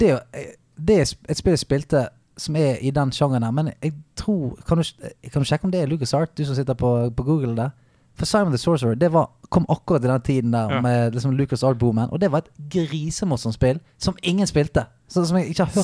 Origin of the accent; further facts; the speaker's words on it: Bergen, Vestland, Norway; Jeg er fra Bergen